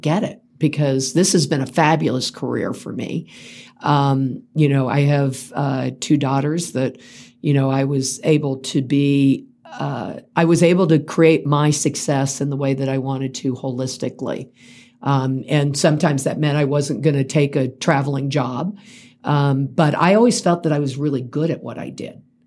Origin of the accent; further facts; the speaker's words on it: Central Florida, United States; now in Colorado, United States; grew up in Central Florida